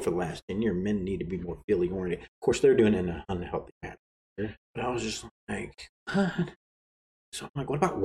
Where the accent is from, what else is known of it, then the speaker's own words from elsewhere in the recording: Arkansas, United States; I'm from Arkansas